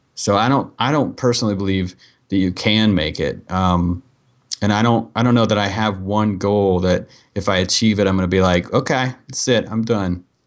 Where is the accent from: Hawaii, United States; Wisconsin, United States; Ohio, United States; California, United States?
Ohio, United States; Dayton; moved away; also born or lived in San Diego; I was from Dayton, Ohio